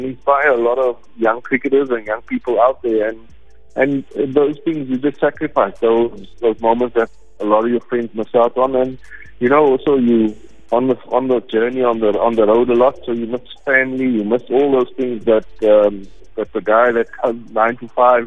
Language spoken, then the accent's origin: English; Cape Town, Western Cape, South Africa; I grew up playing in Grassy Park, in the back road, and in the backyard with my family